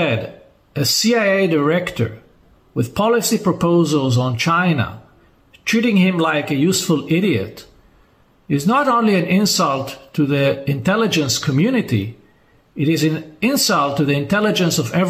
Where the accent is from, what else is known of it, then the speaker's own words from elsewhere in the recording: Israel; my home country of Israel, where I reside most of the time.